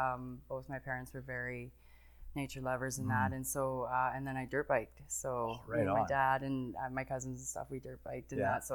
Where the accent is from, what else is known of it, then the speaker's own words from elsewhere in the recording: Calgary, Alberta, Canada; Well, I was born and raised here.